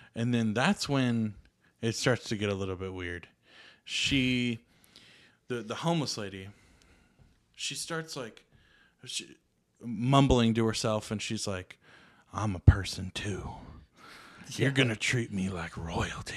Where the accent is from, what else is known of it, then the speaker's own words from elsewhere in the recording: Atlanta, Georgia, United States; I'm from Atlanta